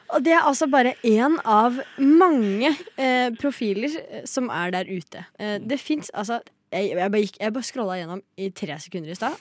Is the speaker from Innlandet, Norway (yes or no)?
yes; Lillehammer, Innlandet, Norway; Jeg er fra Lillehammer.